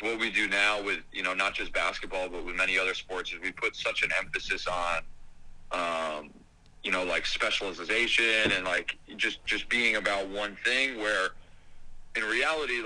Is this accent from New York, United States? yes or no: yes; Pine Plains, New York, United States; I'm from a small town, Pine Plains, New York. It's about 2 hours north of New York City